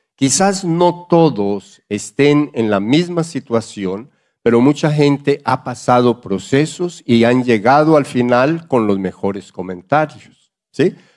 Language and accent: Spanish; Colombia; moved away; hablo como, como colombiano